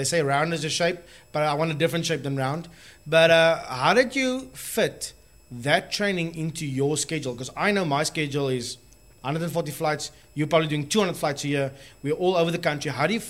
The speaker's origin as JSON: {"language": "English", "town": "Cape Town", "region": "Western Cape", "country": "South Africa", "said": "I'm a boygie from Paro, like I always say."}